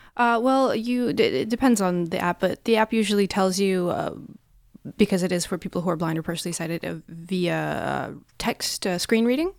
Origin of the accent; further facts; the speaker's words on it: Russia; moved away as an adult; now in Norway; I'm from Russia